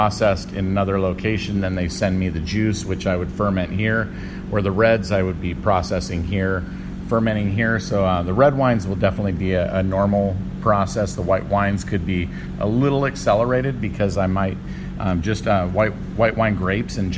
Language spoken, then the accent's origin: English; Santa Barbara, California, United States; now in Philadelphia, United States; So I grew up on the Central Coast in Santa Barbara area, and I grew up in a winemaking family.